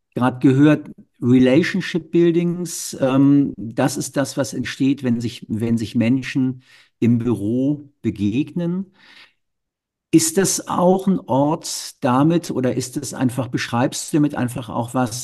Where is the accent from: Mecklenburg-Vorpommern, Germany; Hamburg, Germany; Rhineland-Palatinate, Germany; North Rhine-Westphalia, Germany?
Hamburg, Germany; ich bin Norddeutscher